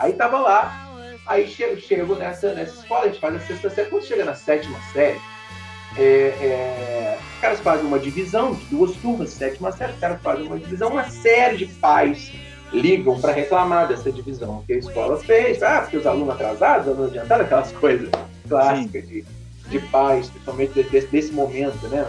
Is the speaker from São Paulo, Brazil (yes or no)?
no; São João Nepomuceno, Minas Gerais, Brazil; moved away as an adult; also born or lived in Juiz de Fora; a minha infância e adolescência tem com São João